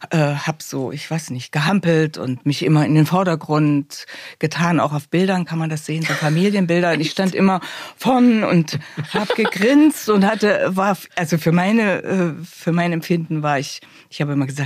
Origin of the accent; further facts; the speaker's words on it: Thuringia, Germany; dass jetzt nicht jeder hört, ich komme aus Thüringen.